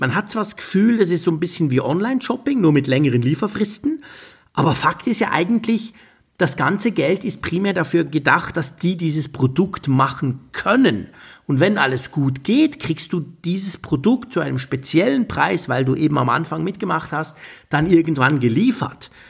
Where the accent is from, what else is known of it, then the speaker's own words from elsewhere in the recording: Switzerland; als Schweizer